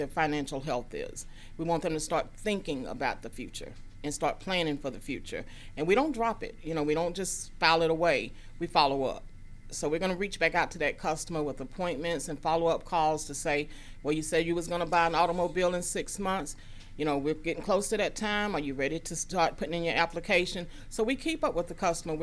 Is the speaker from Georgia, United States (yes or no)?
yes; Gwinnett County, Georgia, United States; I grew up in Gwinnett. I was educated in the Beaufort City School System, and Gwinnett's my home. I still live here.